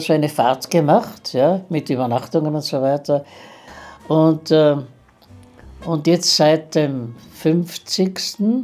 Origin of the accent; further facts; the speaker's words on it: Innsbruck, Tyrol, Austria; moved away; Ich habe in Innsbruck maturiert, bin Tiroler